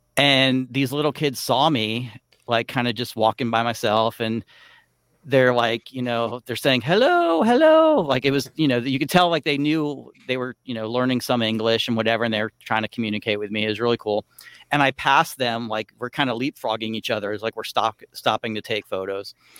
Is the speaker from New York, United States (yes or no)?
no; South Florida, United States; I grew up in South Florida